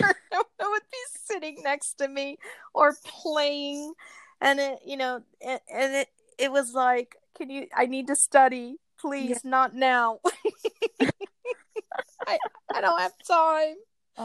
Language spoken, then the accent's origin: English; Philippines; I was born in the Philippines. My father's military. So we were raised in the Philippines for most of the time while this is happening to me.